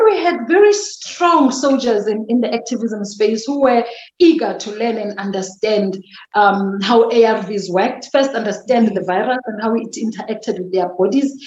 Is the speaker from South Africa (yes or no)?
yes; Mdantsane, Eastern Cape, South Africa; accent: Xhosa; English is a second language; also born or lived in KwaZulu-Natal; now in Centurion, South Africa; I was born and bred in the Eastern Cape, Mdantsane